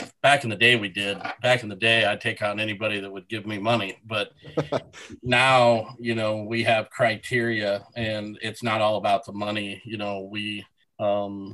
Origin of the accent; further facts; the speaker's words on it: Sidney, Nebraska, United States; I grew up in Sydney, Nebraska.